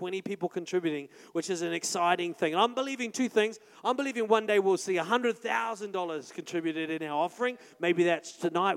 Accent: Paraparaumu, Wellington, New Zealand; moved away; also born or lived in Auckland; We're from Paraparam, we didn't like new people, like we already knew everyone in town

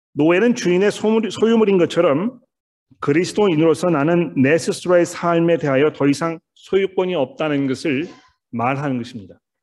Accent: South Korea; 우리는 이 한국 사람이라는 틀 안에 살고 있습니다

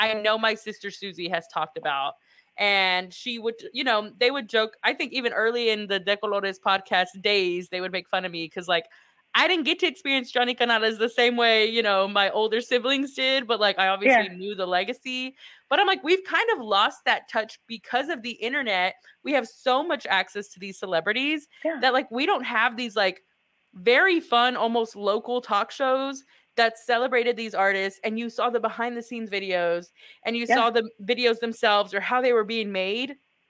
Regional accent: Texas, United States; We're Texan.

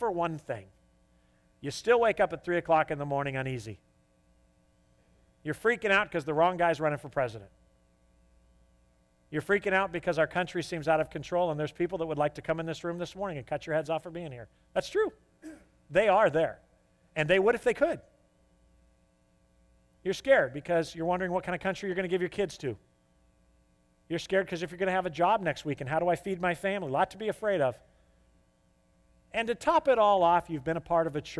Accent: United States; I'm an American

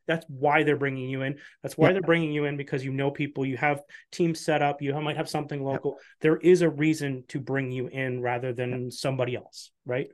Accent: Canada; as a Canadian

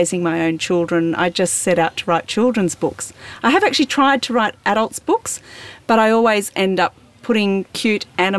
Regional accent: Central Victoria, Australia; I come from Central Victoria

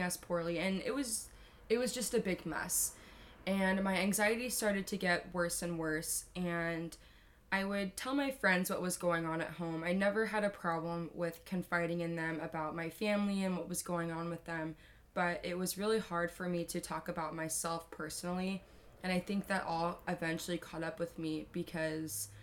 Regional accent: Carlsbad, California, United States; I grew up here in San Diego. I grew up in North County in a beautiful city called Carlsbad, California.

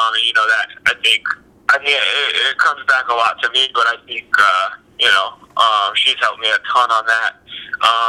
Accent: New Mexico, United States; moved away; I'm from Los Angeles, New Mexico, and Istanbul, Turkey

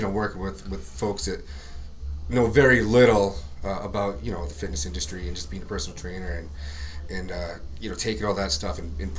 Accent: Virginia Beach, Virginia, United States; now in Maine, United States; I'm from Virginia Beach.

